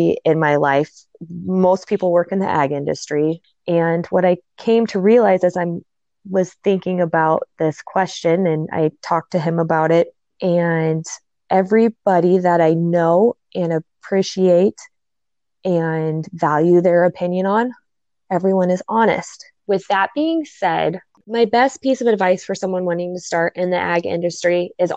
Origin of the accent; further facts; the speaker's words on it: Nebraska, United States; also born or lived in South Dakota; We're both from Nebraska